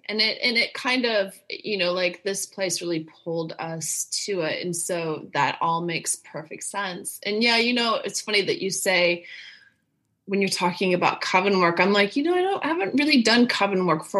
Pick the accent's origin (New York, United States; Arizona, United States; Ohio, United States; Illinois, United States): Illinois, United States; Chicago; I grew up in Chicago.